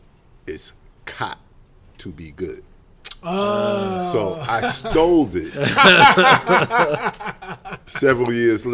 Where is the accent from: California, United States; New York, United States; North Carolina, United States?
New York, United States; New York City; I'm right here in the Bronx, bro.